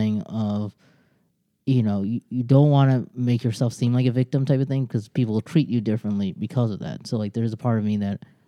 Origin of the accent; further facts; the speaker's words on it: United States; also born or lived in Bangladesh; I came to America at age 2